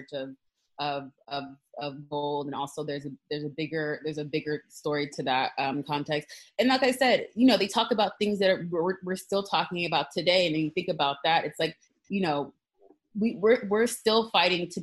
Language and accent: English; Flower Mound, Texas, United States; I went to Flowermount.